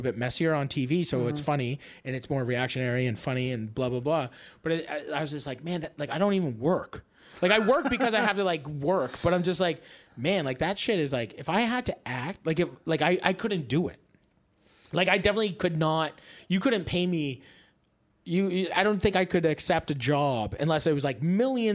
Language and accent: English; Canada; being like a Canadian guy who like comes to California.